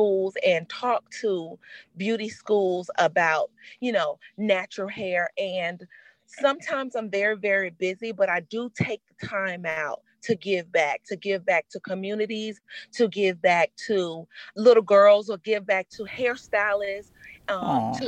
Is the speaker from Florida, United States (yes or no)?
yes; Miami, Florida, United States; moved away; I'm originally from Miami, Florida. And when I was in Miami, Florida, you have so many different nationalities